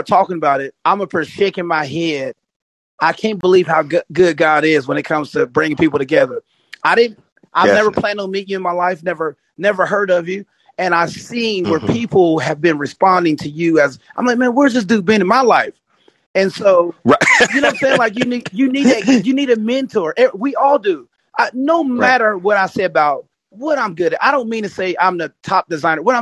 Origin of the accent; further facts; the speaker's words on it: West Virginia, United States; I'm from West Virginia. I'm from West Virginia.